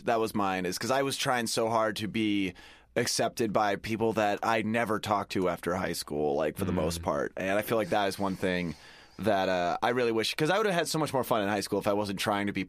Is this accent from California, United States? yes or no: yes; Sacramento, California, United States; Dude, I'm from Fair Oaks.